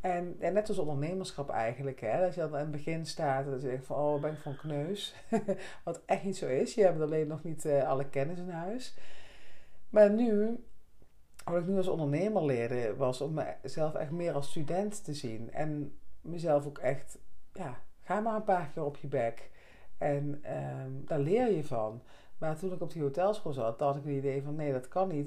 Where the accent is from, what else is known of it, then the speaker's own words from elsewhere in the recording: Netherlands; moved away; Oresbeek, hè, dorp waar ik vandaan kwam